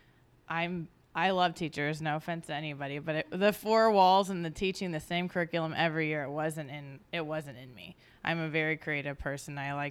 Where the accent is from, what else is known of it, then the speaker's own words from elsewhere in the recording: Missouri, United States; now in Los Angeles, United States; growing up in Missouri